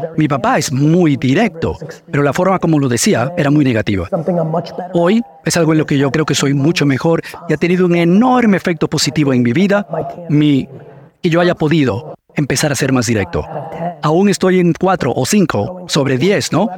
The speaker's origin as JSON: {"language": "Spanish", "town": "Edison", "region": "New Jersey", "country": "United States", "tie": "born or raised there", "also_born_or_lived": "Soviet Union", "said": "Porque no fue solo Tamara, fueron las calles de Edison, New Jersey"}